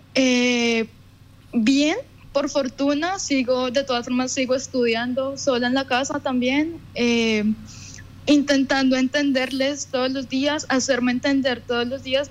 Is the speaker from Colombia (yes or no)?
yes; Colombia; moved away as an adult; now in Düsseldorf, Germany; yo digo que soy de Colombia